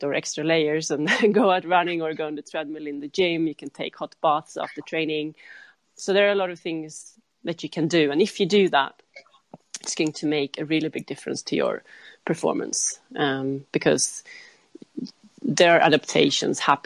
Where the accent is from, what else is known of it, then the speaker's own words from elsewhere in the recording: Sweden; I'm from Sweden